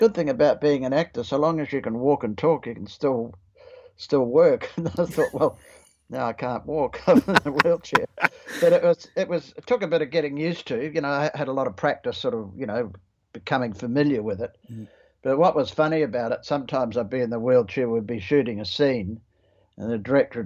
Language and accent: English; New Zealand; moved away as an adult; also born or lived in Australia / Sydney; now in Queensland, Australia; being a Kiwi